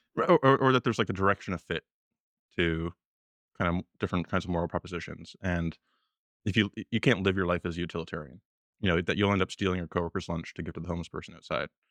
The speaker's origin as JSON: {"language": "English", "country": "Canada", "tie": "born or raised there", "moved": "as an adult", "lives_now": "Washington, D.C., United States", "said": "I was born in Canada"}